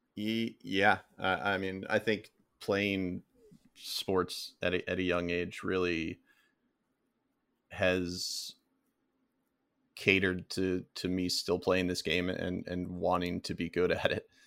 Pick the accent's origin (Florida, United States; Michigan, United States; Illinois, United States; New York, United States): Florida, United States; I grew up in Florida